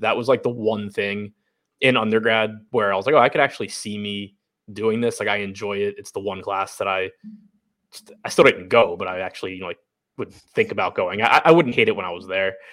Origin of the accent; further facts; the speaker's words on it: United States; moved away as an adult; now in Baltimore, United States; from the suburbs outside D C, live in Baltimore now